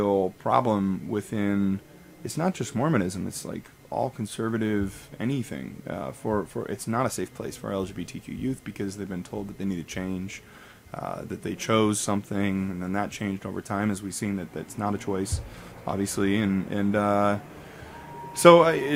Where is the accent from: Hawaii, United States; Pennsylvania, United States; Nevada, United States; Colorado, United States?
Nevada, United States; Las Vegas; moved away; also born or lived in Utah; I'm from Vegas